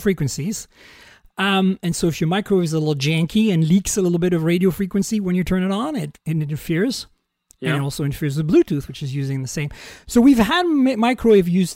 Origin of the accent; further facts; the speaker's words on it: Canada; I'm also a Canadian, so I could say Canada.